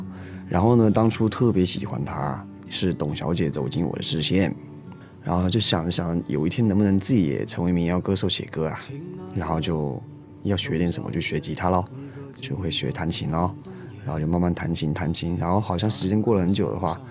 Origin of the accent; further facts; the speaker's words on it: Fujian, China; accent: Taiwanese; 首先跟大家说声抱歉啊，天不怕地不怕，就怕福建人说普通话。我讲话有点台湾腔，大家一定要多多包涵，好吧？